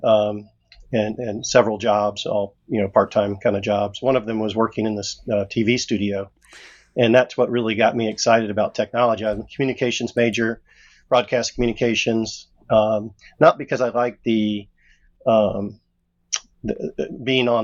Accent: Jacksonville, Florida, United States; I grew up in a rural area in Florida, Jacksonville, Florida.

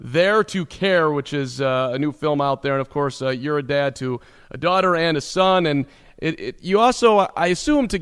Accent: Chicago, Illinois, United States; I grew up in Chicago

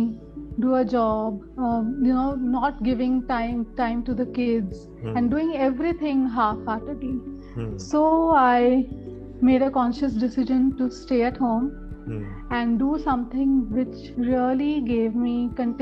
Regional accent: Pune, Maharashtra, India; moved away as an adult; now in Delhi, India; I was born and brought up in Pune, and after pursuing my law, I shifted my base to Delhi

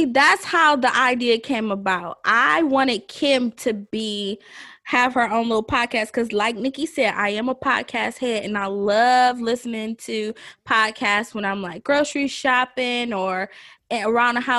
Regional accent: Detroit, Michigan, United States; now in Georgia, United States; I am originally from Detroit, Michigan.

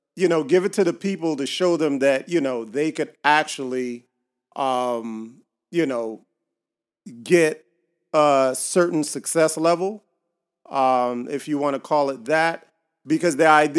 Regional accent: Miami, Florida, United States; I grew up in Little Haiti

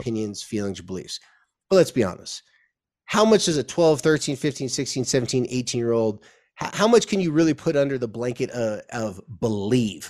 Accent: Southern California, United States; moved away as an adult; now in Utah, United States; where I came from, uh, Southern California

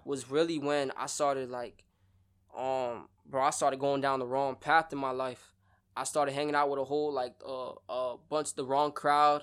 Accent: Broward County, Florida, United States; also born or lived in Sarasota; I'm from the Broward County area

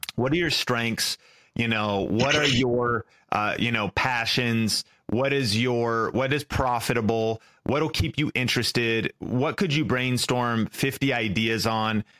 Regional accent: an hour north of Seattle, Pacific Northwest, Washington, United States; I grew up in Seattle. uh, an hour north, but in the Pacific Northwest

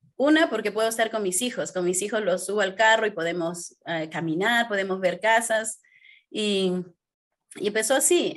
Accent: Peru; moved away as an adult; soy de Perú

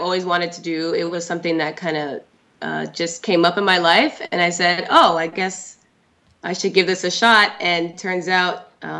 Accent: Toronto, Ontario, Canada; moved away; my hometown, which is Toronto

